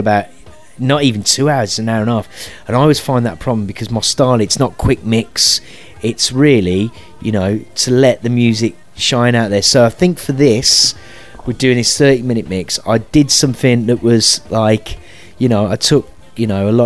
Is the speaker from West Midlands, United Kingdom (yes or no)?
yes; Birmingham, West Midlands, United Kingdom; I'm a Brit. Well, I'm half Italian, raised in the UK, raised originally in Birmingham. That's not Birmingham, Alabama, that's Birmingham, UK